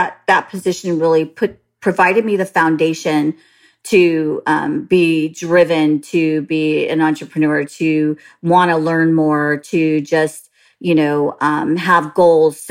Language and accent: English; San Jose, California, United States; moved away; I was born and raised in Northern California, San Jose to be exact.